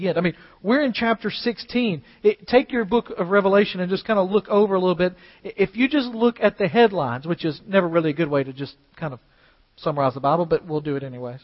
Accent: United States; as American Christians today who have very little persecution

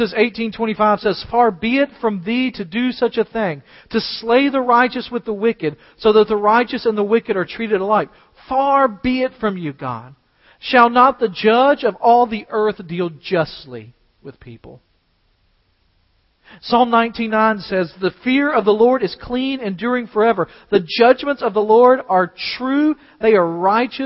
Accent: United States; as American Christians today who have very little persecution

